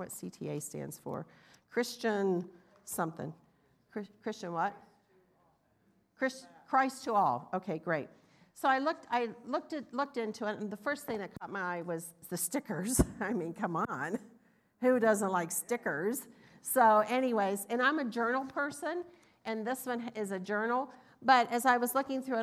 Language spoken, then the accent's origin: English; the South, United States; I'm from the South, but you can hear the difference